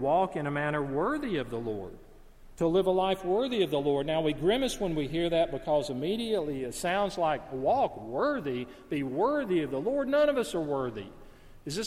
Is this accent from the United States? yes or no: yes; Alabama, United States; The neighborhood I grew up in Alabama